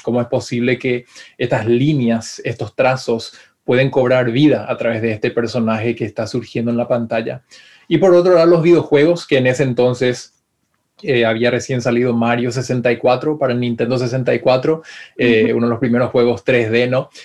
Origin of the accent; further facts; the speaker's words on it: Paraguay; moved away as an adult; also born or lived in Florida, United States; now in California, United States; extraño Paraguay, extraño a mi familia, a mi gente